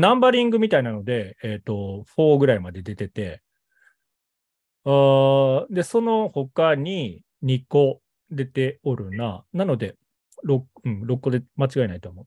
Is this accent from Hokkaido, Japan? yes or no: no; Kobe, Hyogo, Japan